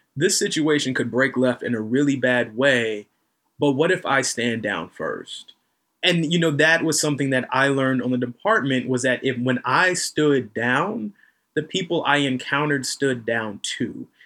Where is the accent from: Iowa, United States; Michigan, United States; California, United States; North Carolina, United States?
North Carolina, United States; accent: slight southern drawl; I'm from North Carolina